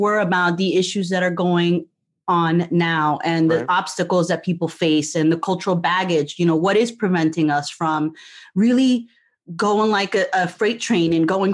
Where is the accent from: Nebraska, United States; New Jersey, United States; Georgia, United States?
New Jersey, United States; moved away as an adult; also born or lived in Puerto Rico; now in Florida, United States; I grew up in Jersey